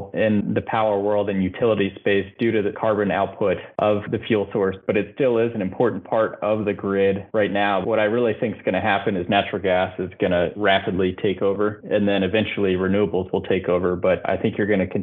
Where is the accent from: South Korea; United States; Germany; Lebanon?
United States; Louisville, Kentucky; I grew up in Kentucky and living on the Ohio River in Louisville, Kentucky